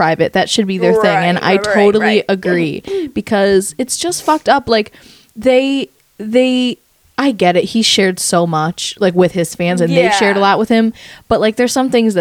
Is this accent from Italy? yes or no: no; Rochester, United States